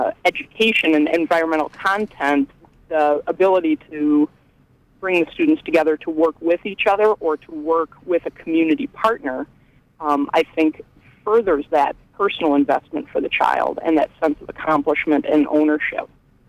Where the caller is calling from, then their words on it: Belfast, Northern Ireland, United Kingdom; I'm calling from Belfast.